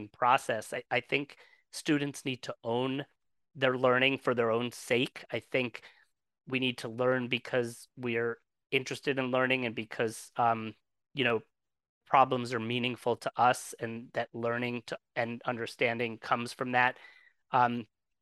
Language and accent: English; New Jersey, United States; I'm from New Jersey. I spent most of my life in New Jersey